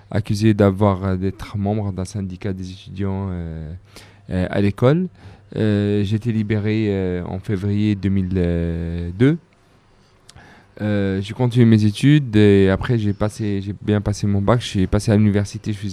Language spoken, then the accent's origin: French; Jerusalem, Palestine; j'ai grandi dans des à Jérusalem. j'étais arrêté comme comme beaucoup de jeunes à mon âge.